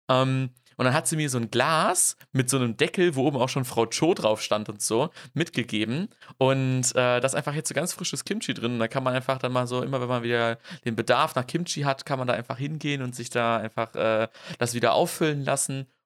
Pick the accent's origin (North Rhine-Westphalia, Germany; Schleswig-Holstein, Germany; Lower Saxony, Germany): North Rhine-Westphalia, Germany; Detmold; Aber auf jeden Fall ist Detmold meine Heimat.